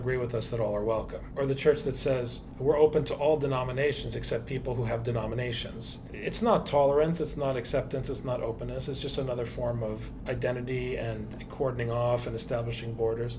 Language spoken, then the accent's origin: English; United States; I am obviously an American, but I'm also an Arab. My parents are immigrants